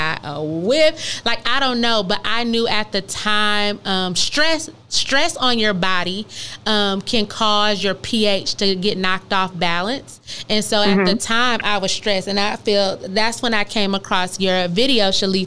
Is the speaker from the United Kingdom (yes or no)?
no; Michigan, United States; moved away; we're from Michigan